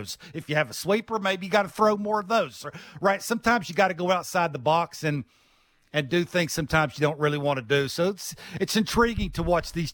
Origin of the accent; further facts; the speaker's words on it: Virginia, United States; I grew up in Virginia